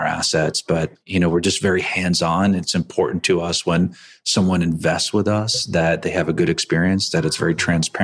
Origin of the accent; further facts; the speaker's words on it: East Coast, United States; I grew up in the East Coast